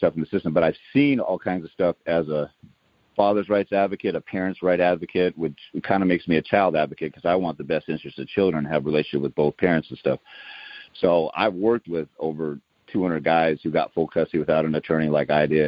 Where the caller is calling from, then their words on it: Tacoma, Washington, United States; I'm calling from the Tacoma, Washington area.